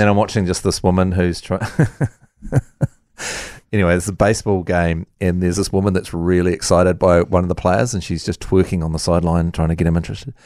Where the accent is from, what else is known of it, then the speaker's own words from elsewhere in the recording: Dunedin, Otago, New Zealand; moved away; I grew up in Dunedin and Otago as a whole